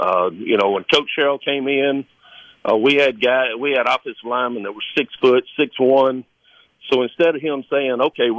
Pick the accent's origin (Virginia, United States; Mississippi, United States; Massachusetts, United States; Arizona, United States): Mississippi, United States; Starkville; My grandparents lived in Starkville. My grandfather worked for the university, so I grew up in Starkville, basically, weekends, summers, going to football games.